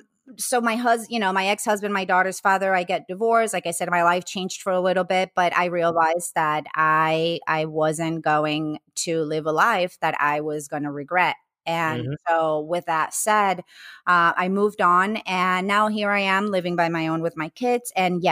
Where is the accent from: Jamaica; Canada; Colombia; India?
Colombia; English is a second language; I grew up Catholic in Colombia, I went to Catholic school.